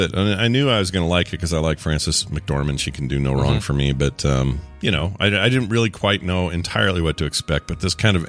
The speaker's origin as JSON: {"language": "English", "country": "United States", "said": "we're American, and we're weird."}